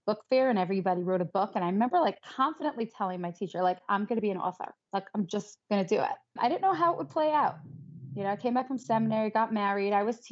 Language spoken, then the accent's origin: English; New York City, New York, United States; I grew up in Crown Heights. My husband's from Crown Heights. So we're both born and bred